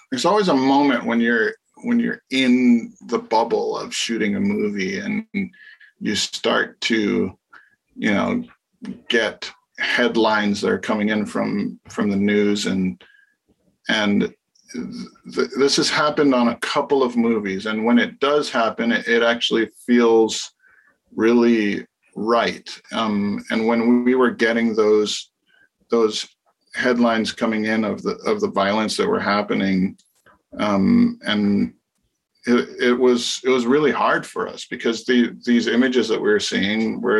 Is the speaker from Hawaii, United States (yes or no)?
yes; Hawaii, United States; growing up in Hawaii